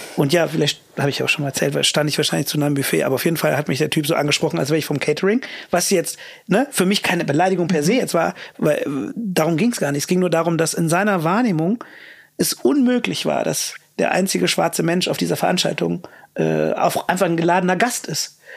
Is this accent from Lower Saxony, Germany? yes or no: no; Königswinter or Cologne, North Rhine-Westphalia, Germany; moved away as an adult; also born or lived in London; dann sagst du halt Königswinter oder Köln